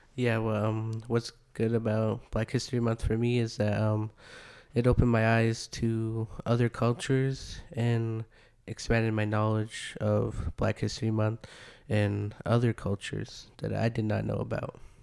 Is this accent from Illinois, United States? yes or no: no; North Dakota, United States; moved away; also born or lived in Arizona; I grew up around, like, in a reservation, so I didn't really know a bunch of cultures until, like, I moved away from North Dakota. That's where I originally was from